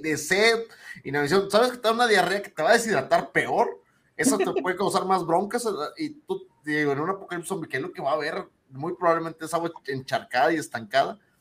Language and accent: Spanish; Monterrey, Nuevo León, Mexico; somos regios